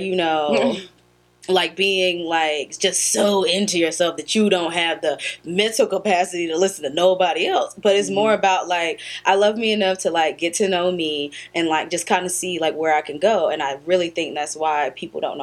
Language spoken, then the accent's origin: English; United States; clearly we're American